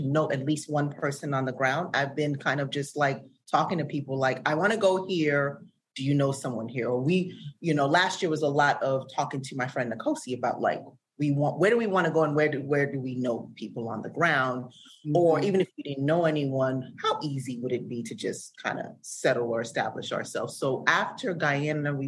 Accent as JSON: {"language": "English", "country": "Sierra Leone", "moved": "yes", "lives_now": "United States", "said": "I'm originally from Sierra Leone"}